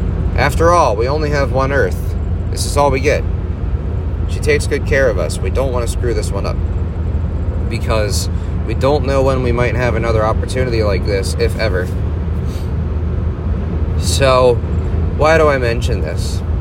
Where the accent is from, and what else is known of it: United States